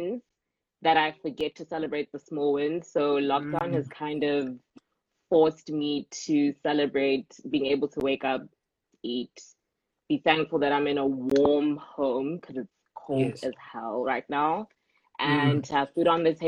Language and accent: English; Pretoria, Gauteng, South Africa; moved away as an adult; now in Cape Town, South Africa; I am born and bred in Pretoria